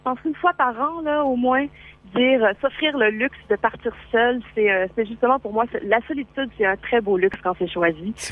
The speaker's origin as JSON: {"language": "French", "town": "Saint-Félicien", "region": "Quebec", "country": "Canada", "tie": "born or raised there", "said": "en fait, c'est une ville. officiellement, c'est une ville. C'est Saint-Félicien. On parle de 10 000 habitants."}